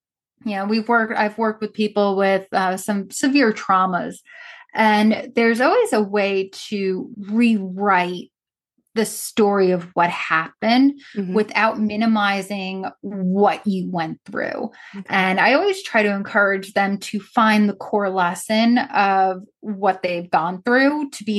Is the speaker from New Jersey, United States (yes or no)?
no; Long Island, New York, United States; I grew up on Long Island, and I was about an hour outside of New York on Long Island when 9/11 happened. I was a senior in high school.